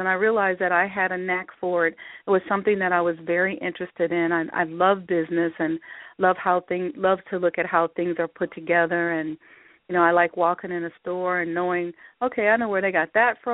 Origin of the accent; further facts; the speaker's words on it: Omaha, Nebraska, United States; I grew up in Nebraska. Omaha, Nebraska, to be exact.